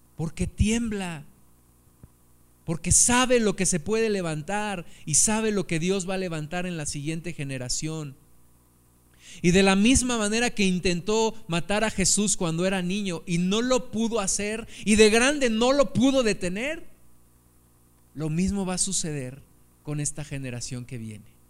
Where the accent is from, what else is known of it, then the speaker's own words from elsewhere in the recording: Mexico City, Mexico; now in Pachuca, Mexico; yo tengo en mi corazón un amor por la Ciudad de México, porque fue el lugar donde, yo me crié